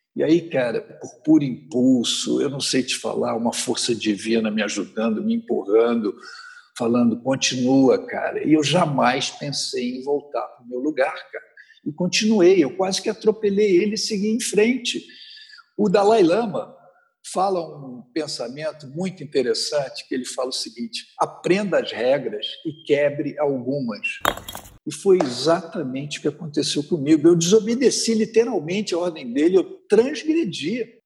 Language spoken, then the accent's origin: Portuguese; Rio de Janeiro, Brazil; sou natural do Rio de Janeiro